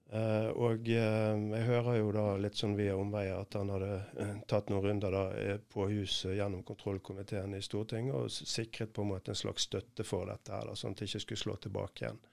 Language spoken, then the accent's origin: Norwegian; Bergen, Vestland, Norway; jobber i et team sammen med Tom Benjaminsen, heter han, en annen bergenser